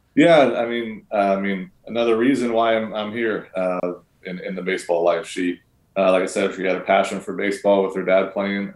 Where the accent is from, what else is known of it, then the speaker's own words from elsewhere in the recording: Canada; as a Canadian around there.